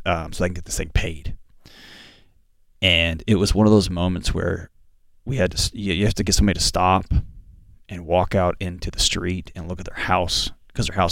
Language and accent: English; Houston, Texas, United States; I grew up in Houston and Houston, Texas, and hurricanes